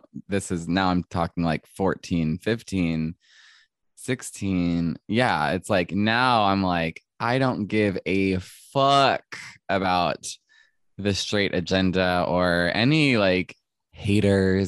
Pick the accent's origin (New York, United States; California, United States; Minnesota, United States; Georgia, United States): Georgia, United States; Mableton; I grew up in Mableton, Georgia, which is a suburb